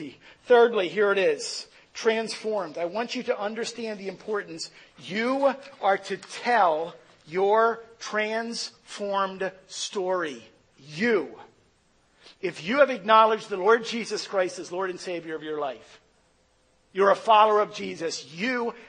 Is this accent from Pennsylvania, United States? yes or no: yes; Philadelphia, Pennsylvania, United States; I was born in Philadelphia